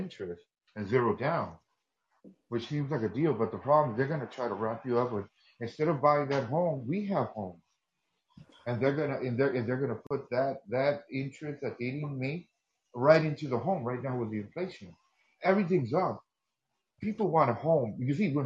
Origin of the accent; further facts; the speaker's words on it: United States; first language Spanish; I had to make English my first language, being born and raised here